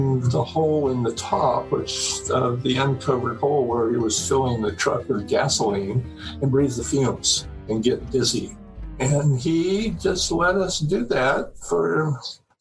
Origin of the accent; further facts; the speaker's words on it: Iowa, United States; I was born in Iowa into a very poor family. We lived on the wrong side of the railroad track.